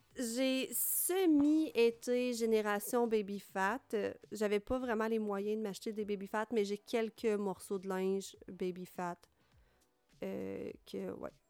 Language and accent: French; Trois-Rivières, Quebec, Canada; je viens de Trois-Rivières